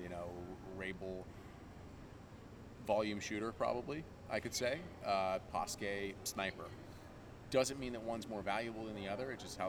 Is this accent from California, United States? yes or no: no; Atlanta, Georgia, United States; I'm from Atlanta